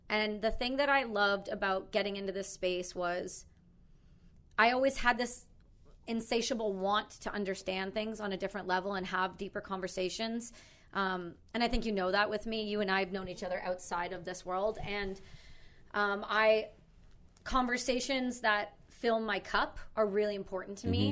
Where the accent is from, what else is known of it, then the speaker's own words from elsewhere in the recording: Canada; accent: Canadian; I'm from Canada.